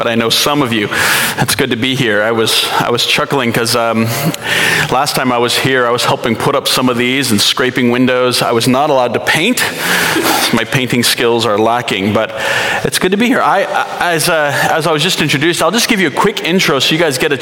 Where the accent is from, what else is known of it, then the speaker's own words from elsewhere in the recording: East Coast, United States; moved away as an adult; now in Burbank, United States; I grew up on the East Coast.